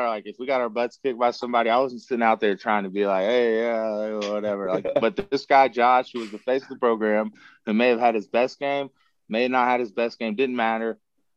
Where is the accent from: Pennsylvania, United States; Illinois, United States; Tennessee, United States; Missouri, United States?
Tennessee, United States; being a Tennessee kid growing up in Tennessee